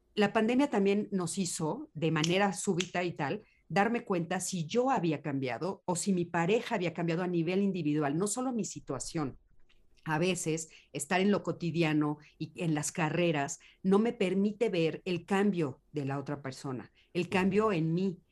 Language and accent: Spanish; Mexico; En, México estamos viviendo otra realidad